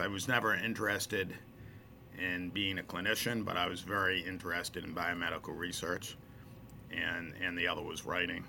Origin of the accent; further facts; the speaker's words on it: Providence, Rhode Island, United States; I grew up in Providence, a few blocks from the football stadium.